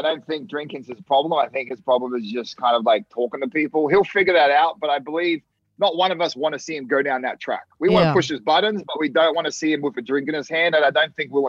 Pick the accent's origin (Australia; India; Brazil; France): Australia; moved away as an adult; now in United States; I love Australia. It doesn't mean I don't want to go back home